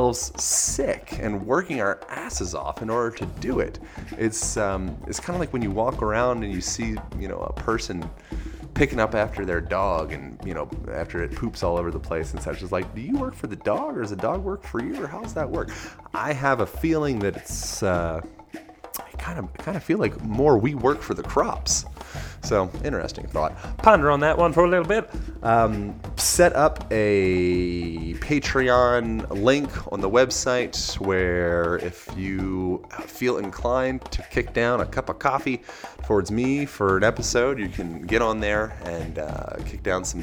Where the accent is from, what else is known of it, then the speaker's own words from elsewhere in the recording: Philadelphia or outside of Lancaster, Pennsylvania, United States; I grew up in Philadelphia or outside of Lancaster, Amish country.